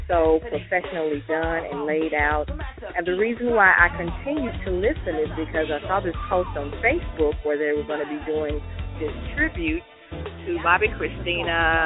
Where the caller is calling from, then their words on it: Memphis, Tennessee, United States; I'm calling from Memphis, Tennessee.